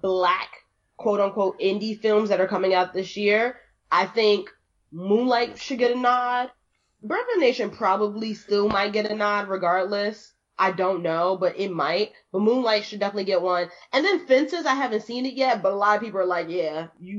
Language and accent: English; New York City, New York, United States; I'm from the Bronx. My Bronx all day.